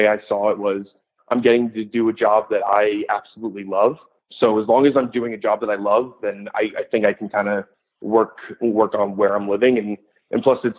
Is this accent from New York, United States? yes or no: no; New Jersey, United States; moved away as an adult; I'm originally from New Jersey, and so I did a lot of mascot work there